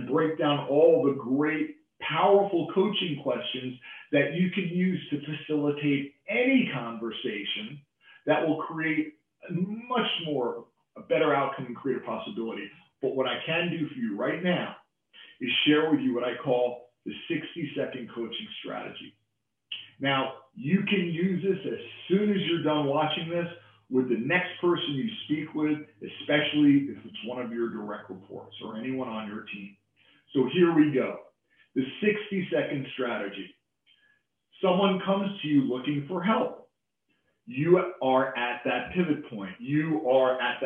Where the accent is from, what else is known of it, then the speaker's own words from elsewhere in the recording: New York, United States; as a New Yorker, I have a tendency to talk fast